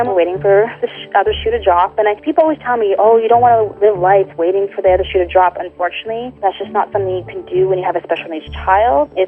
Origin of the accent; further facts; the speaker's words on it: Canada; We're from Canada